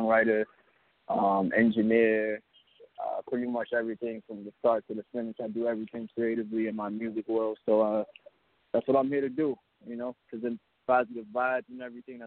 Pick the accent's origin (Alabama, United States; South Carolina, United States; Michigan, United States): Alabama, United States; now in Brooklyn, United States; I'm actually from Alabama. I'm out here in Brooklyn now, but I was born in Alabama